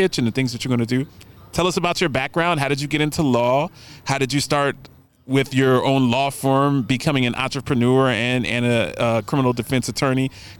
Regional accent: the North, United States; You know, growing up in the North, we thought of Nashville as hee-haw. That's what we thought when I was a kid.

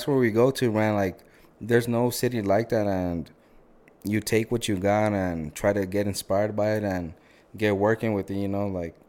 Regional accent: Texas, United States; I'm from Bowie, right? I'm from Bowie High School. So I'm telling them, yeah, like, I'm from a border city. Like, my football field is, like, walking distance to the border.

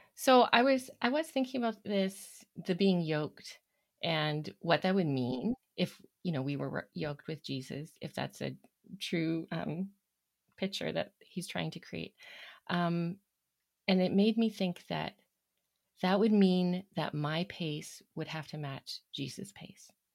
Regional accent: Toronto, Ontario, Canada; now in Alberta, Canada; I grew up in Ontario, the Toronto area, and I've been in Alberta now for, hmm, well, the majority of my life

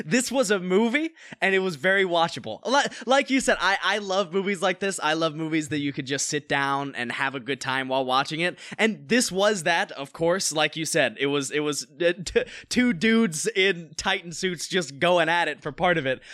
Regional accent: North Carolina, United States; now in Los Angeles, United States; I live out in L A and I'm an actor from North Carolina

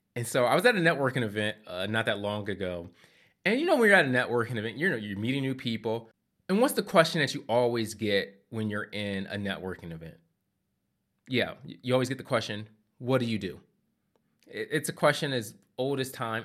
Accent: Philadelphia, Pennsylvania, United States; moved away as an adult; also born or lived in Asheville, North Carolina; I, I grew up in Philadelphia

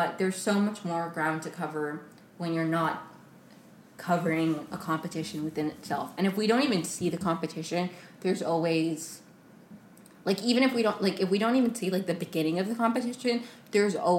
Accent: right outside D.C., Maryland, United States; moved away; I grew up in Maryland right outside of it, right outside of D.C.

